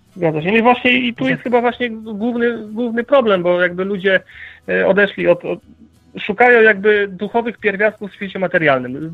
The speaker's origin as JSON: {"language": "Polish", "country": "Poland", "said": "w jakim kraju się urodziliśmy"}